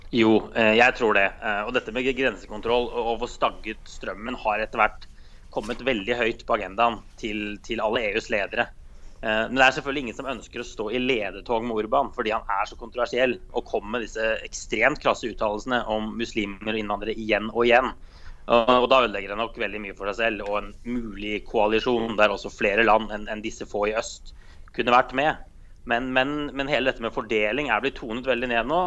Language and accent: Norwegian; Norway; jeg er fra Norge